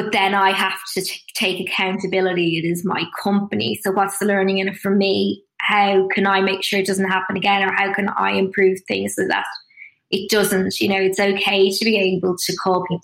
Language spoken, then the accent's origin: English; Dublin, Leinster, Ireland; moved away as an adult; also born or lived in Sydney, Australia / London, United Kingdom; I grew up in Dublin